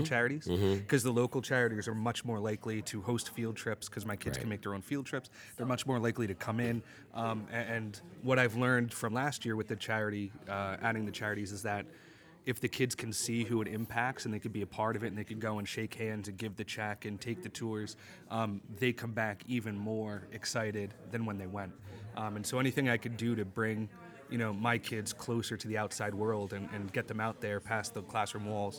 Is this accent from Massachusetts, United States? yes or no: no; Jersey Shore, New Jersey, United States; I am from New Jersey, Jersey Shore.